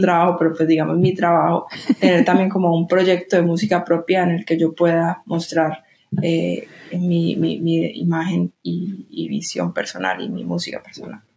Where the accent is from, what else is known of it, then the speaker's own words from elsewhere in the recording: Medellín, Antioquia, Colombia; moved away as an adult; now in New York, United States; estoy volviendo a mi ciudad